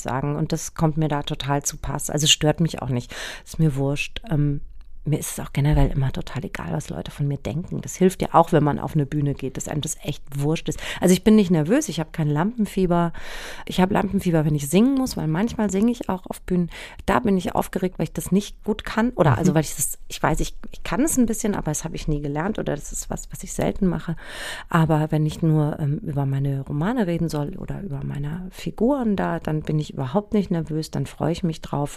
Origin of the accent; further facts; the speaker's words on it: Frankfurt area, Hesse, Germany; ich komme ja aus der Ecke und bin zwar St. Pauli-Fan, aber Eintracht Frankfurt ist so mein, mein Urverein